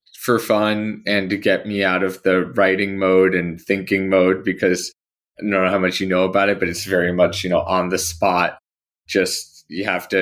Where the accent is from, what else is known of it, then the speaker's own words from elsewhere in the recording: New Jersey, United States; moved away as an adult; also born or lived in Baltimore / Cairo; I grew up in New Jersey